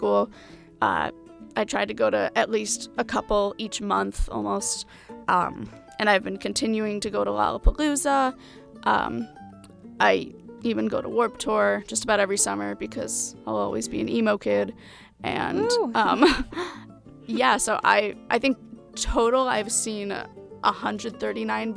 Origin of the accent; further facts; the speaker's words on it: Granger, Indiana, United States; moved away as an adult; now in Bloomington, United States; I am from Granger, which is in northern Indiana